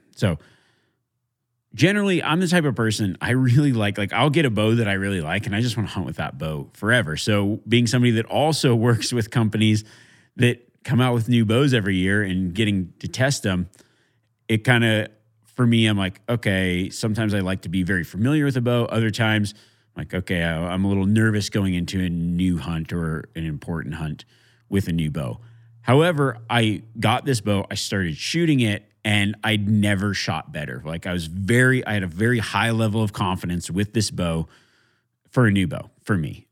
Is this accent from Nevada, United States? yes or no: yes; Nevada, United States; my home state of Nevada